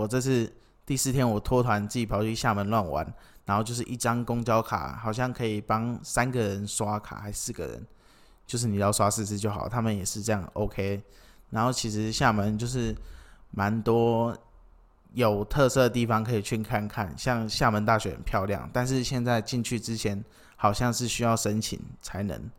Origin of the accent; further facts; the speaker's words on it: Kinmen County, Taiwan; 没有，我是金门人这样子。